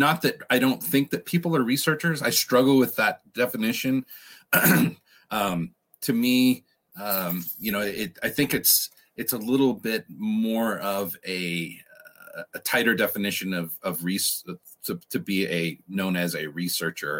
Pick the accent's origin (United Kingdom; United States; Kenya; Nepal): United States; Redding, California; I was about 7 years old growing up in Redding, California